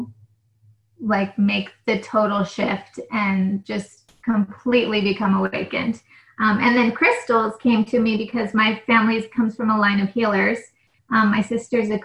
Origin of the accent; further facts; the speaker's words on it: New Mexico, United States; now in California, United States; I'm from New Mexico